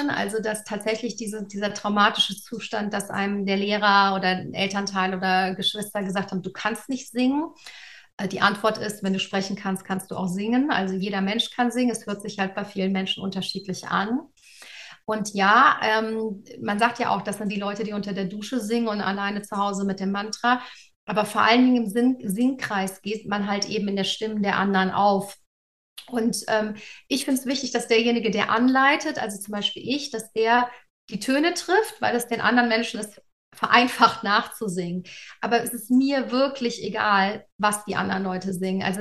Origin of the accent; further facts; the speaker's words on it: Cologne, North Rhine-Westphalia, Germany; ich komme aus Köln ursprünglich, das ist ein Erzbistum, also eine sehr katholische Tradition.